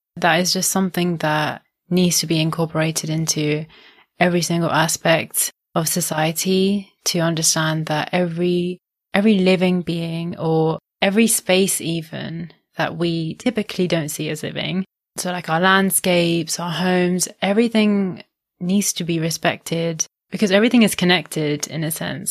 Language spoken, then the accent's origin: English; India; I'm Indian